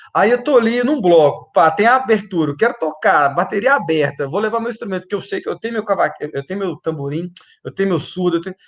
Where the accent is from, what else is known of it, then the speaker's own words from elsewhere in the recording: Belo Horizonte, Minas Gerais, Brazil; eu sou nascido e criado na aglomerada da Serra, na Vila Marsola